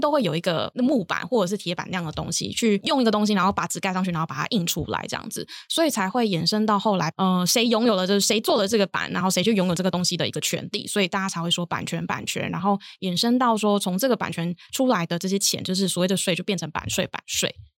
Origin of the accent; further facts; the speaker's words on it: Kaohsiung, Taiwan; moved away; 我本身是高雄人